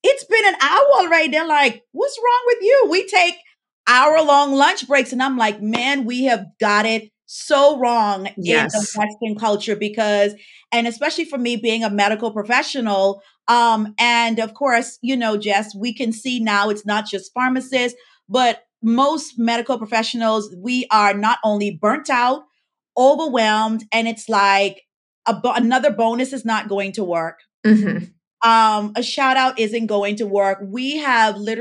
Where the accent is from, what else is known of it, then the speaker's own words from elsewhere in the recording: Bahamas; now in Florida, United States; I was born and raised in the Bahamas